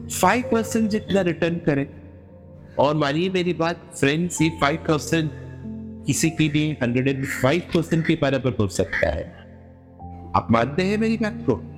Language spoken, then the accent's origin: Hindi; Mumbai, Maharashtra, India; मैं प्रॉपर मुंबई से हूँ